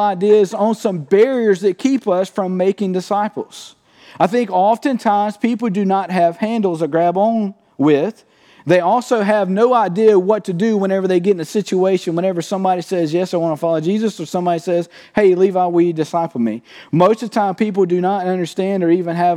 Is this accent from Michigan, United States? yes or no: no; Cottonville, Mississippi, United States; I'm from Cottonville, Mississippi